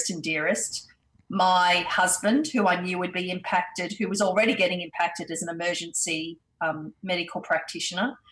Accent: Perth, Western Australia, Australia; also born or lived in India; as a family we immigrated to Australia, and I did my schooling and uni years here in Australia

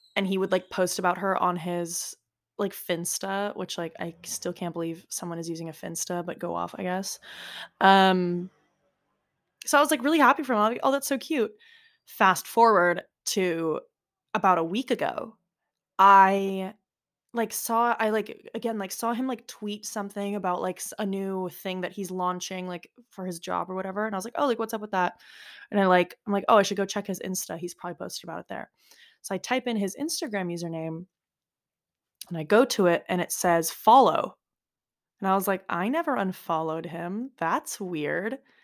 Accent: United States; accent: American; now in Florence, Italy; with an American accent, like, me

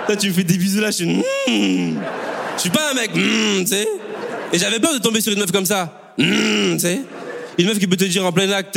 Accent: Bordeaux, Nouvelle-Aquitaine, France; also born or lived in Congo; je viens de Bordeaux

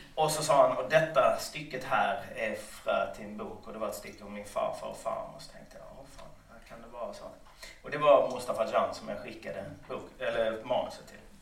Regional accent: Lund, Skåne, Sweden; Under hela min uppväxt i Lund

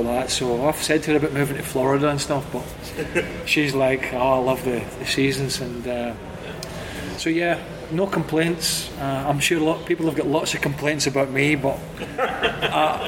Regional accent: United Kingdom; moved away; Now I sit as a UK guy living as a resident

